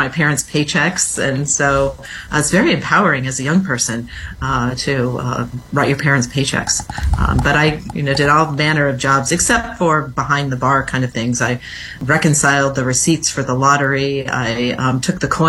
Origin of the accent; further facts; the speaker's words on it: industrial Midwest, United States; moved away as an adult; now in Washington, D.C., United States; I grew up in the industrial Midwest, which isn't so industrial these days.